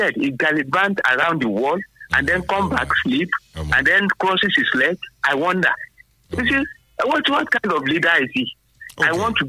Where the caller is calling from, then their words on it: Abeokuta, Ogun State, Nigeria; from Abeokuta.